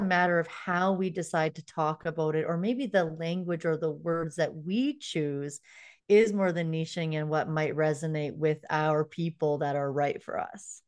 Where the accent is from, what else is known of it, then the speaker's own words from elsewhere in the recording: Canada; I'm from Canada